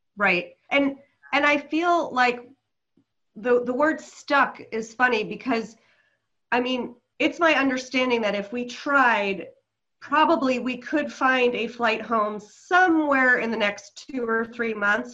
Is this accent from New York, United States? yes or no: yes; New York City, New York, United States; moved away as an adult; now in New Zealand; I'm from New York City